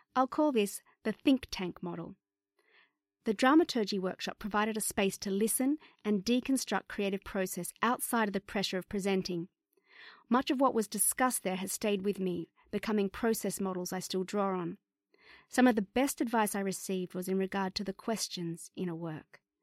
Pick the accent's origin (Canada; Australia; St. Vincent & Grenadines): Australia; Bankstown, New South Wales; also born or lived in London; as a young person growing up in the Bankstown area